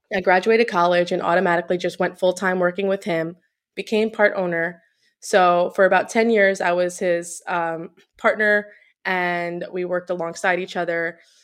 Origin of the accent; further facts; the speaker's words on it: Long Island, New York, United States; moved away as an adult; also born or lived in New Jersey; now in Florida, United States; we grew up in Long Island